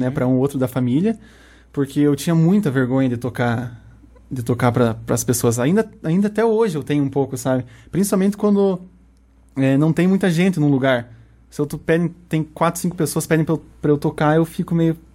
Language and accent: Portuguese; Guarapuava, Paraná, Brazil; first language Portuguese; eu sou nascido e criado aqui em Guarapuava